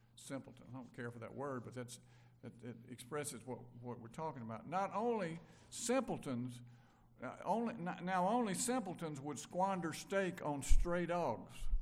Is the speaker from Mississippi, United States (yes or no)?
yes; Brandon, Mississippi, United States; I grew up in Brandon, Mississippi